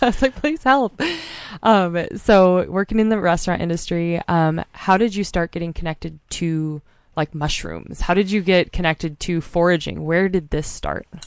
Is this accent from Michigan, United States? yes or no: no; Mount Hood, Oregon, United States; moved away as an adult; also born or lived in Montana; I grew up on Mount Hood, but I've been in Montana for the last six years